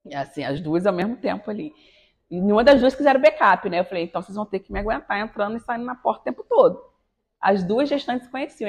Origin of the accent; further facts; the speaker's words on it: Campos dos Goytacazes, Rio de Janeiro, Brazil; eu sou de Campos, mas eu morei durante 17 anos no Rio.